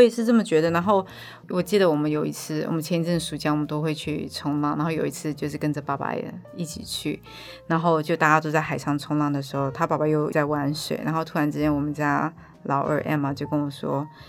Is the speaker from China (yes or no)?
no; Taiwan; moved away as an adult; also born or lived in United States; 我就跟他说我希望我的孩子能够在台湾长大嗯。因为对于我来说，我觉得台湾是我的家